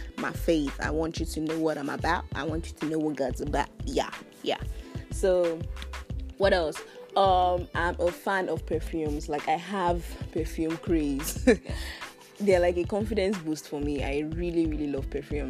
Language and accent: English; Edo, Nigeria; I am from Edo State.